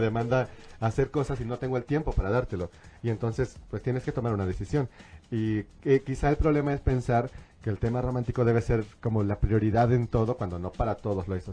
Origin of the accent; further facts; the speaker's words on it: San Luis Potosí, Mexico; now in Mexico City, Mexico; nosotros somos de San Luis